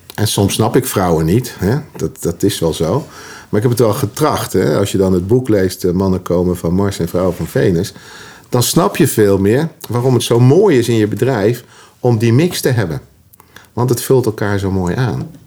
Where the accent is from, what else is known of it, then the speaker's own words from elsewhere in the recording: Utrecht, Netherlands; accent: plat Utrechts; Ik ben als schoffie opgegroeid, zo, zo, zo simpel is dat. Schoffie in Utrecht.